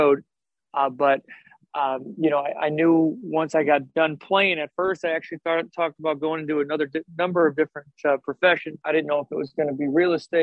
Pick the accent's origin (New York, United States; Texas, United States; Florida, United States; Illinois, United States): Illinois, United States; Tinley Park; moved away; I'm from Tinley Park, Illinois, which is a south suburb of Chicago